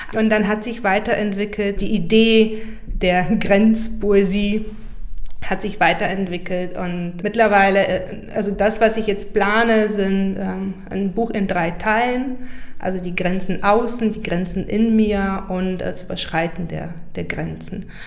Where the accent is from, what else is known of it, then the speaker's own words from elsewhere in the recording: Burgas, Burgas Province, Bulgaria; moved away; Da habe ich über meine Heimstadt ein Gedicht geschrieben. Also ich komme aus Burgas